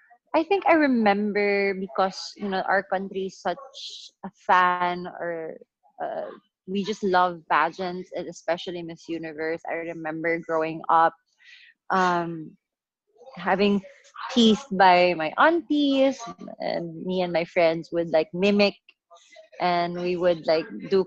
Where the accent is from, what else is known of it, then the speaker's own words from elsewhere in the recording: Iloilo, Western Visayas, Philippines; I grew up in Iloilo. I grew up in the province.